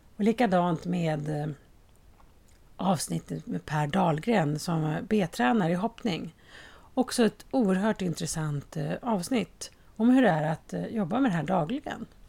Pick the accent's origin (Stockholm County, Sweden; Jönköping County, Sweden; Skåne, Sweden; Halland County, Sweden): Stockholm County, Sweden; Haninge; på Berga i Haninge där jag kommer ifrån